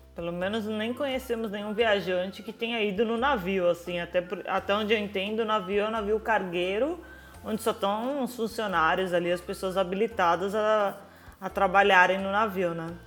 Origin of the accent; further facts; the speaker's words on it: Brazil; moved away; mesmo sendo brasileiros